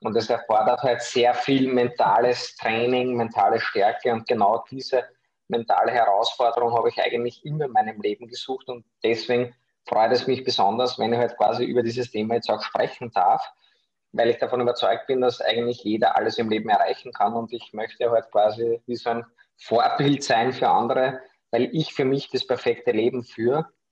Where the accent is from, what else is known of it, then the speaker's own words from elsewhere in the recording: Austria; ich komme aus Österreich, wie man unschwer an meinem Sprachfehler hören kann